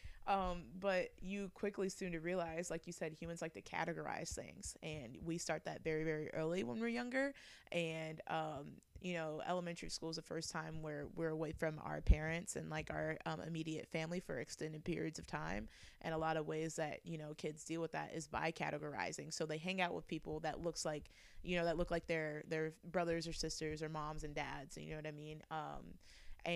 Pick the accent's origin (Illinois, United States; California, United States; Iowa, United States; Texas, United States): Illinois, United States; Bloomington; moved away; also born or lived in Columbia, Missouri; I always felt kind of isolated growing up in Bloomington Normal, because I was like one of two Black kids that went to my elementary school